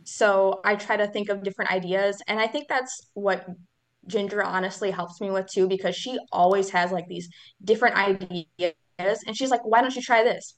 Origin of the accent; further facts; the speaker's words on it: Leona, Wisconsin, United States; I am from a little town called Leona from Wisconsin.